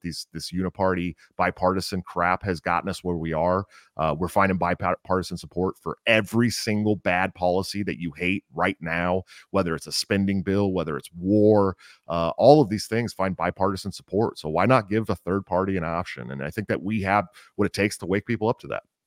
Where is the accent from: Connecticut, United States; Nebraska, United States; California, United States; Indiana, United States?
California, United States; Oakland; I grew up in California. Uh, I was one of the East Bay California kids, right outside San Francisco, Oakland, to be more exact